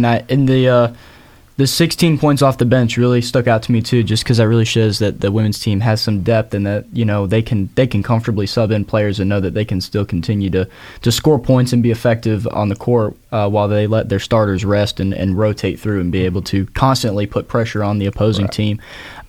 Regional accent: Georgia, United States; We're all from Georgia. We're all a bunch of Georgia boys doing this.

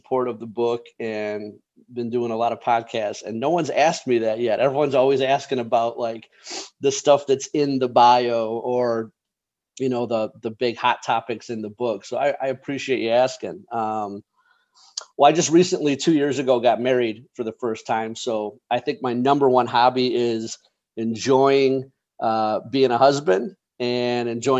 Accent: Chicago, Illinois, United States; I grew up just outside of Chicago in the suburbs

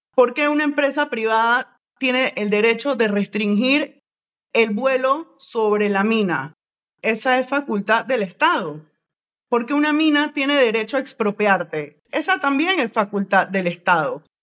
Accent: Panama; como panameños

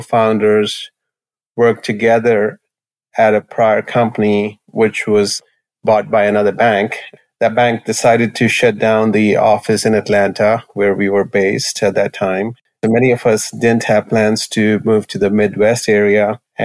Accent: New Delhi, Delhi, India; moved away as an adult; now in United States; I grew up in New Delhi, India, and I did my bachelor's in engineering from Indian Institute of Technology. Came to U.S. in 1989

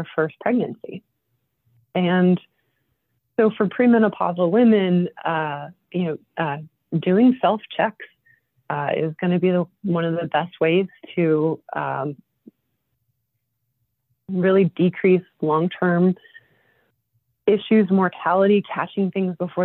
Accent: Mountain Top, Pennsylvania, United States; I grew up in Mountaintop

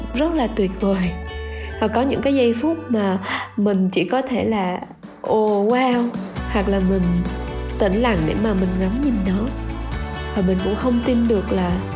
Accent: Da Lat, Lam Dong, Vietnam; là một cô gái sinh ra và lớn lên tại thành phố Đà Lạt

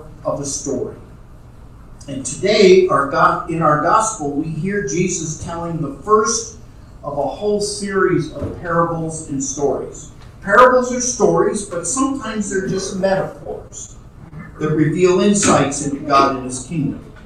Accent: New York City, New York, United States; my growing up in New York City

